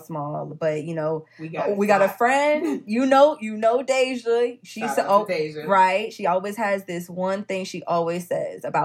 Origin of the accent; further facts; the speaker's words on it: Florida, United States; moved away as an adult; also born or lived in North Carolina; now in Fayetteville, United States; I had to get up out of Florida